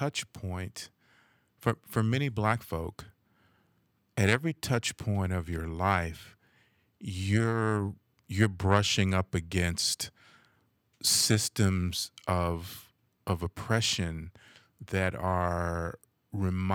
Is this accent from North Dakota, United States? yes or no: no; Los Angeles, California, United States; I grew up in Los Angeles, in the area of LA they call South Central